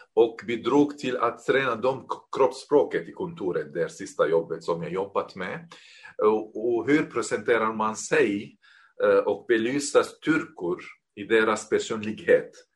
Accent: Damascus, Damascus Governorate, Syria; Swedish is a second language; moved away as an adult; also born or lived in Beirut, Lebanon; now in Norrköping, Sweden; jag är uppväxt i Damaskus

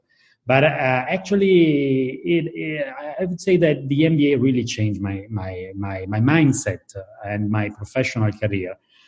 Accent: Italy; I started to work into the design field with a designer from my hometown, which is called Iosaghini. And then I actually moved to MIT first. I did a period of research there, and then back to Italy.

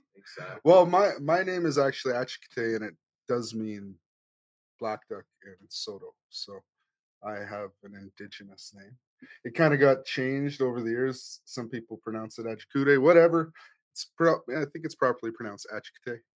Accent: Cowessess First Nation, Saskatchewan, Canada; now in Edmonton, Canada; I live in Edmonton. I'm originally from Cowessess First Nation

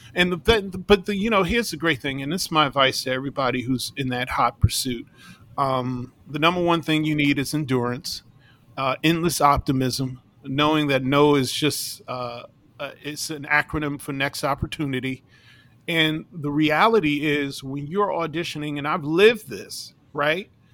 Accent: New York City, New York, United States; I grew up in New York City

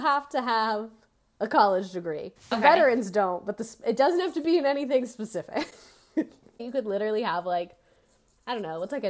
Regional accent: Pennsylvania, United States; born there; moved away as an adult; I was born in Pennsylvania, but chose to complete my bachelor's degree in England.

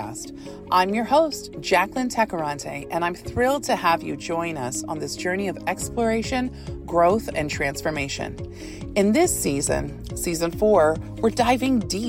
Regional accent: Texas, United States; I'm originally from Texas

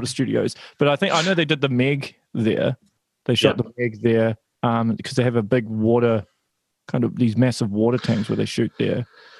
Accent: New Zealand; I'm from New Zealand

